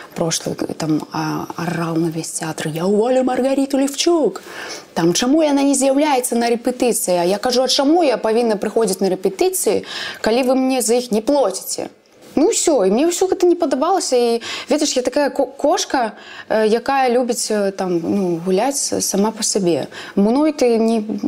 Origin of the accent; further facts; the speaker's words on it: Belarus; я беларуска